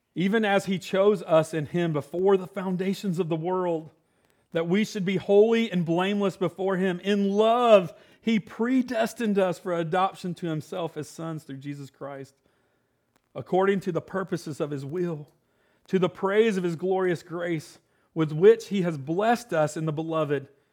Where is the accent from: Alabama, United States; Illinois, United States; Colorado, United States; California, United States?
Illinois, United States; moved away; I was born in Illinois, so I'm a Yankee